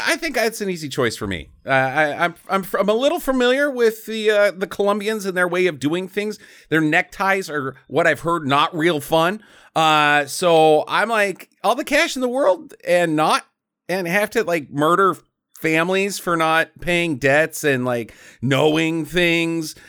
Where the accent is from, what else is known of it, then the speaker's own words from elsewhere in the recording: United States; we're American